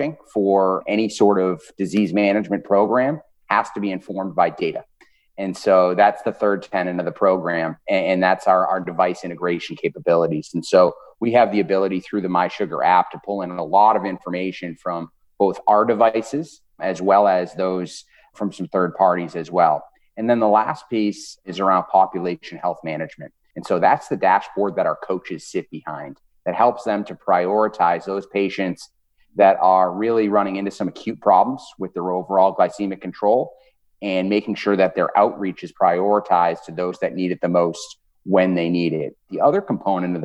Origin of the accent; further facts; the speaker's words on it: Boston, Massachusetts, United States; now in Indianapolis, United States; If you guys are picking up an accent at all, I am originally from Boston. So I'm a Northeast guy through and through, but I am living in Indianapolis now